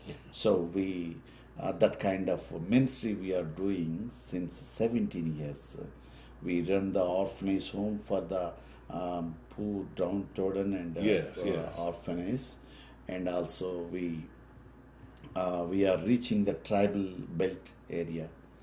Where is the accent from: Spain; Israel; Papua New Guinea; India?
India; first language Telugu; English is a second language; My mother tongue is Telugu.